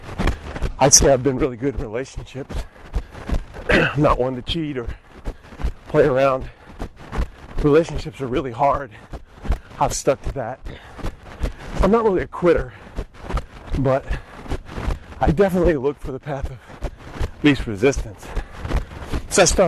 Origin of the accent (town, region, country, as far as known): Norco, Louisiana, United States; born or raised there